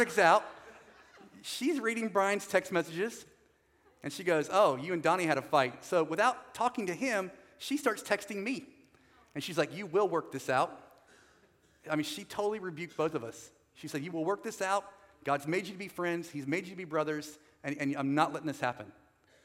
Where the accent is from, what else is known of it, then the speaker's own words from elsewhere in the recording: North Carolina, United States; also born or lived in Southern California; So I'm not from California, I'm from North Carolina